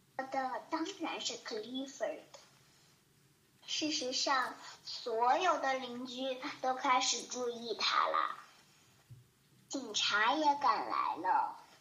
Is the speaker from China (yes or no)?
yes; Taiyuan, Shanxi, China; 今年我五岁了。我来自山西太原